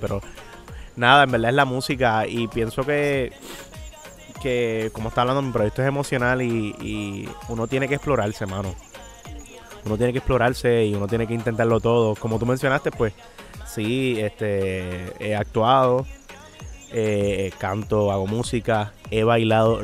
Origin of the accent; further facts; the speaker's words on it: San Juan, Puerto Rico; yo soy de Residencia Los Lloren Torres. es un, para el que no sepa, eso es como un proyecto público de vivienda